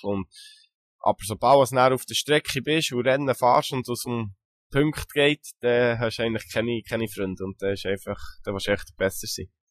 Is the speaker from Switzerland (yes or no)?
yes; Switzerland; bei uns als Schweizer